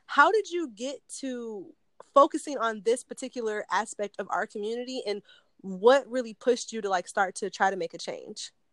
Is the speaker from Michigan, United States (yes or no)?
yes; Detroit, Michigan, United States; I'm actually from Detroit. Like I'm not from the suburbs around. Like I'm from the city